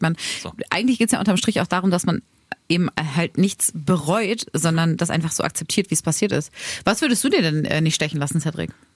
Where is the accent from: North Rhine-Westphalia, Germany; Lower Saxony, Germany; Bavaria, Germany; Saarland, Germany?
Lower Saxony, Germany; Braunschweig; moved away; meine Heimat, Heimat wird, glaube ich, immer Braunschweig sein und Mascherode, da wo meine Eltern halt wohnen und wo ich groß geworden bin